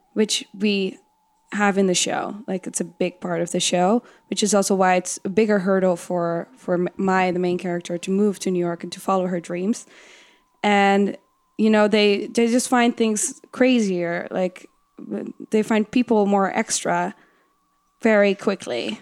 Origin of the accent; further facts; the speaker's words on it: Netherlands; English is a second language; now in United States; in Holland